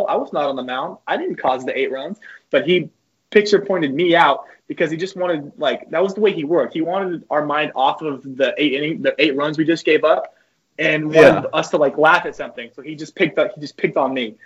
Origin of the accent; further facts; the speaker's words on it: San Angelo, Texas, United States; also born or lived in Colorado; I was born in Colorado, so when I moved down to Texas, I was 5